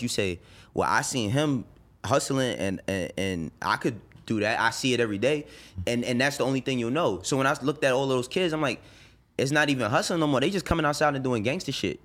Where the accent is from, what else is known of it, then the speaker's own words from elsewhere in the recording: New York City, New York, United States; also born or lived in Harlem; I was born and raised in the Bronx. I moved to Harlem when I was twelve